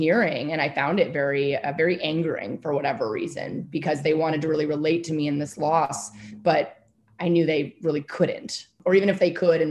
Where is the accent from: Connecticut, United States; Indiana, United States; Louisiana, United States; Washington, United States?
Washington, United States; Whidbey Island; I grew up very rurally on Whidbey Island in Washington State